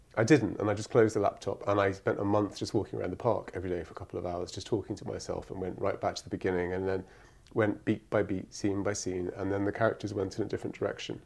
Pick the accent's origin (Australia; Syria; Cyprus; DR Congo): Cyprus; moved away; I grew up in Cyprus